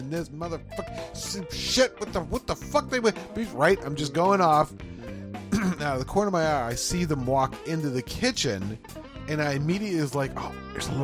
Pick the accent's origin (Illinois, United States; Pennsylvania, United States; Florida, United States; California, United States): Pennsylvania, United States; Pittsburgh; We're from the Pittsburgh area